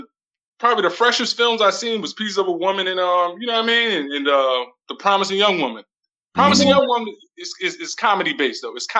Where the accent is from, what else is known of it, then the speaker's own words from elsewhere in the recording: New Jersey, United States; I'm from Jersey.